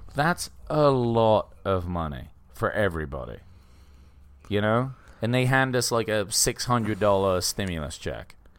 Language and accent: English; England, United Kingdom; growing up in England